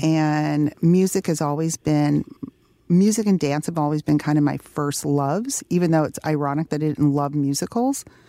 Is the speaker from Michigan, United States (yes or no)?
yes; Detroit, Michigan, United States; growing up in Detroit, my parents, um, made sure that we had a connection to, um, you know, to our, our heritage